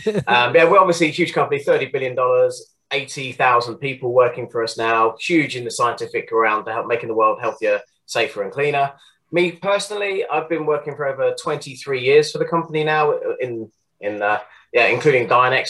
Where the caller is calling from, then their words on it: South West England, United Kingdom; I live in the southwest of the UK, just kind of southwest of Bristol, anyway, just near Weston-super-Mare, for those who might know, down in Somerset.